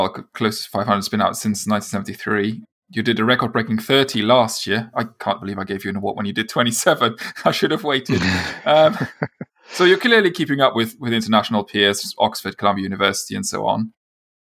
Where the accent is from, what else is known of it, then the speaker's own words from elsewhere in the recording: Luxembourg; I am from Luxembourg, so I consider myself a continental European